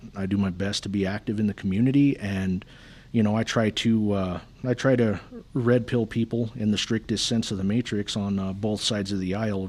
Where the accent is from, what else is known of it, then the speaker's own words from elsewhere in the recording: Thoreau, New Mexico, United States; I'm from Theroux, New Mexico, which is most of the time not even a dot on the map when you look at it.